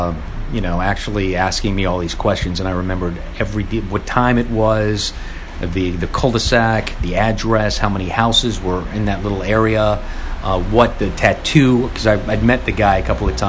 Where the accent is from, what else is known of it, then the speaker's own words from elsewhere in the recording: Los Angeles, California, United States; Growing up in Van Nuys, California